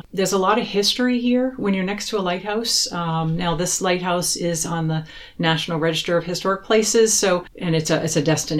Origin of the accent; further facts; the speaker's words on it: South Portland, Maine, United States; I grew up in South Portland, lived here through the, you know, 70s, 80s, 90s